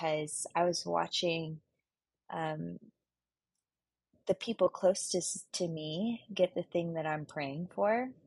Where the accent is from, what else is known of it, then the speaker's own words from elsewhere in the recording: Houston, Texas, United States; also born or lived in Waco, Texas; now in Dallas, United States; I'm from Houston, Texas, born and raised